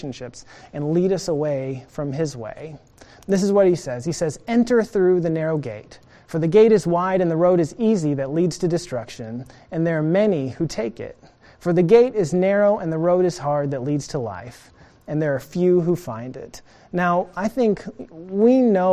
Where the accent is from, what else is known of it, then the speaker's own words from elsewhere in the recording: Norman, Oklahoma, United States; I grew up in Norman